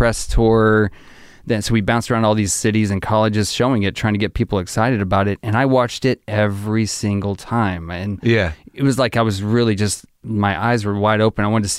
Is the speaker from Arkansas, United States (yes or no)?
yes; Arkansas, United States; I grew up in Arkansas.